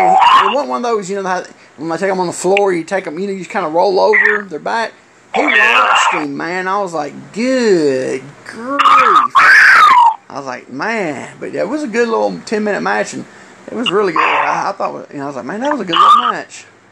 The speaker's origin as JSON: {"language": "English", "region": "Alabama", "country": "United States", "said": "because I'm someone from Alabama, I'll say hi and stuff."}